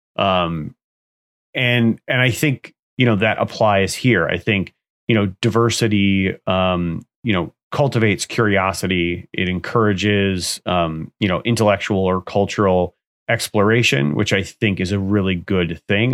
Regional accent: United States; I live in the U S, I'm from the U S, I'm an American citizen

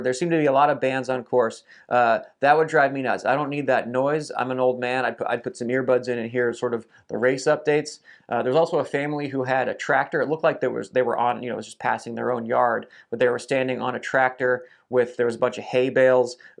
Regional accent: United States; as an American

